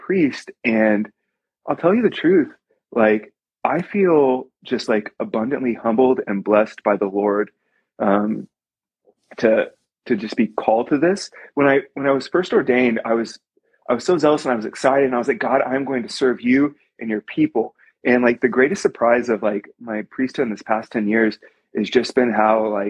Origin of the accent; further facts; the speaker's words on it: Coppell, Texas, United States; I was born and raised in Coppell, Texas.